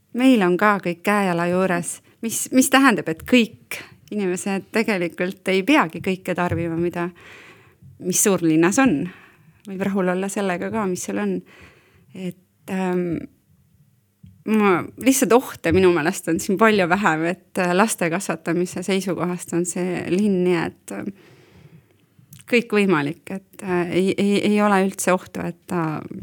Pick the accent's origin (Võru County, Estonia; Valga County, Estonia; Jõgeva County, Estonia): Valga County, Estonia; now in Põltsamaa, Estonia; mina olen Valgamaalt siia sisse tulnud